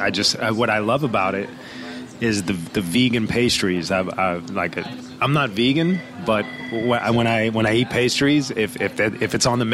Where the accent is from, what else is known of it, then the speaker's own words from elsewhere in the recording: Brooklyn, New York, United States; I was born in Kings County Hospital, which is deeper into Brooklyn near Sheepshead Bay. My mother was born in Brooklyn. Her parents are from Italy, but my mother was born in Brooklyn, and I was born in Brooklyn.